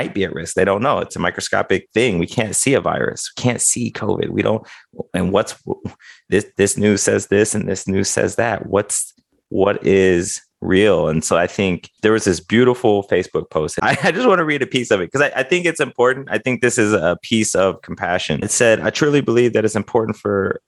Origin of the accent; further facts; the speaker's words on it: Midwest, United States; I was raised in the Midwest